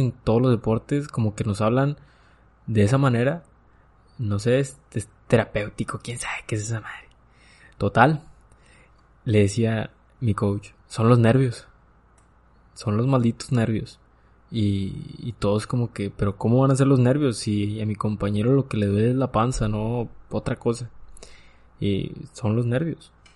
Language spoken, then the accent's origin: Spanish; Nueva Rosita, Coahuila, Mexico; yo soy de Nueva Rosita